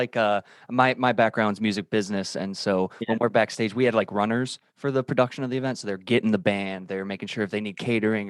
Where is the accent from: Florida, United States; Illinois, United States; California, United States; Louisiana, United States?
Illinois, United States; I'm from Illinois. We're right outside of the city of Chicago.